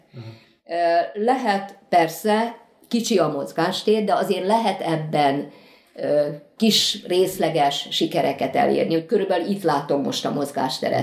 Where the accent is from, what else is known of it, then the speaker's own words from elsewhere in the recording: Pécs, Baranya, Hungary; jó magam is pécsiként